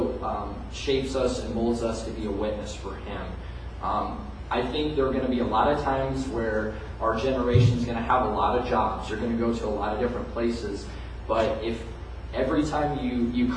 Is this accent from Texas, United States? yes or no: no; Indianapolis, Indiana, United States; now in Bloomington, United States; I am a native Hoosier. I'm from Indianapolis